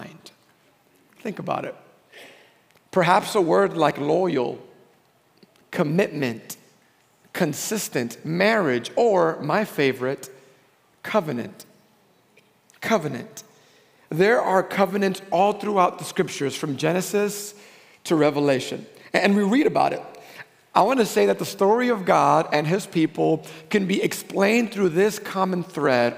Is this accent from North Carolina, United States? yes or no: no; New York, United States; moved away; born and raised in New York